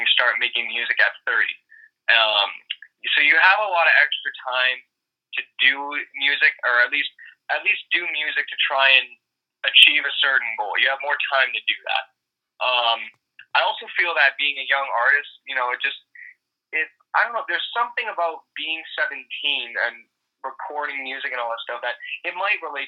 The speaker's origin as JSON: {"language": "English", "town": "Toronto", "region": "Ontario", "country": "Canada", "tie": "born or raised there", "also_born_or_lived": "Tyumen, Russia", "said": "I ended up moving to Toronto, Canada from there, and I've lived here ever since then, so I've grown up here and kind of adapted to that culture."}